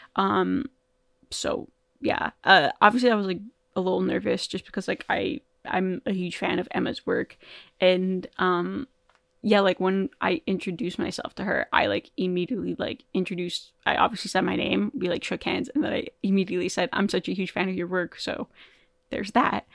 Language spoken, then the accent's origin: English; Toronto, Ontario, Canada; I'm from Toronto